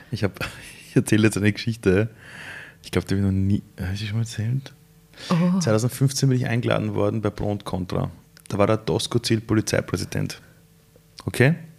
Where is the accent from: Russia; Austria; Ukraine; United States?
Austria; Vienna; Sind wir in Simmering gemeinsam aufgewachsen, seit wir sechs Jahre alt sind